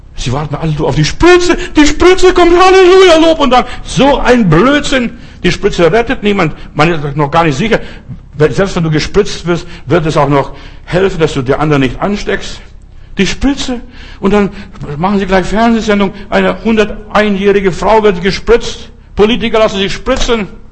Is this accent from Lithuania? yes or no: yes; Lithuania; bei uns in Litauen